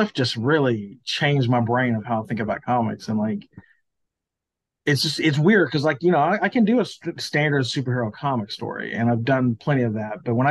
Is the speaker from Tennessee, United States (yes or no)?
yes; Memphis, Tennessee, United States; now in Olive Branch, United States; I grew up in Memphis as a kid